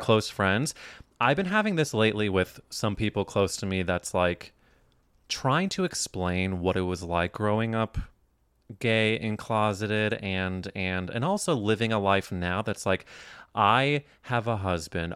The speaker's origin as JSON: {"language": "English", "region": "Midwest", "country": "United States", "tie": "born or raised there", "also_born_or_lived": "New York", "moved": "yes", "said": "I grew up in the Midwest"}